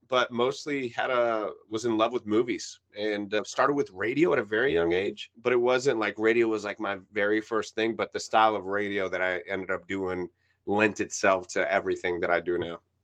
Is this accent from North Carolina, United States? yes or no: no; New York, United States; first language Spanish; English is a second language; I was born in New York. My mom is from Cuba.